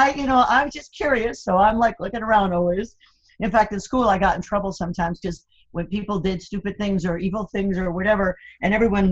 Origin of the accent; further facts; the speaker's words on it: South Florida, United States; also born or lived in Cuba; I hail from Cuba, actually. I came here as a little kid, and we landed in South Florida, and I loitered there for most of my childhood.